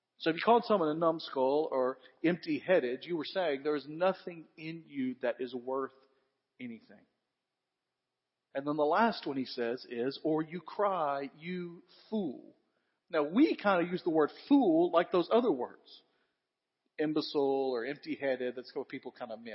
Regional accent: West Tennessee, United States; I grew up in West Tennessee

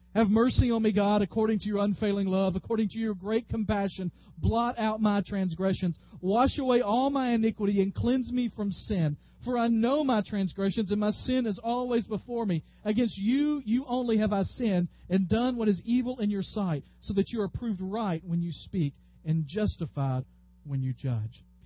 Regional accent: the South, United States; growing up in the South

